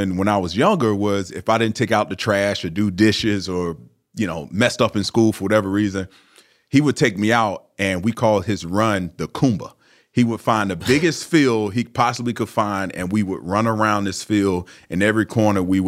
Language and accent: English; Largo, Florida, United States; I'm from a small city in Florida called Largo